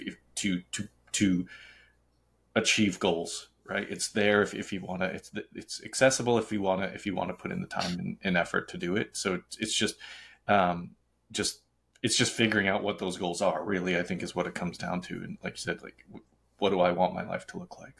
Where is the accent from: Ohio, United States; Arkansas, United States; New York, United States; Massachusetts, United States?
Massachusetts, United States; Boston; also born or lived in Charlotte; now in Los Angeles, United States; I'm from Boston